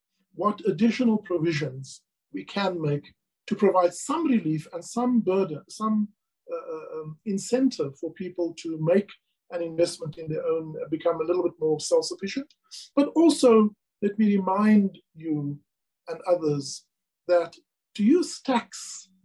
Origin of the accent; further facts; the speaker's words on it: South Africa; as the commissioner as well as a South African